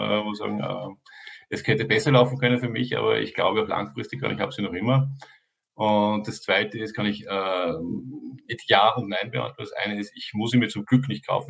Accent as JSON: {"language": "German", "country": "Austria", "said": "ich bin Österreicher"}